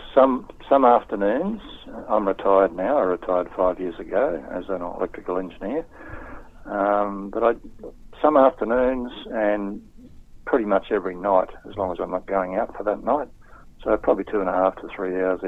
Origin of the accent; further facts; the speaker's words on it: Townsville, Queensland, Australia; moved away; I grew up in Townsville